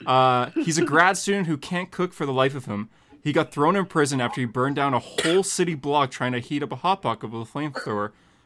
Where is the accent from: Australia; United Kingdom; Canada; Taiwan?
Australia; I mean, we're both Australian.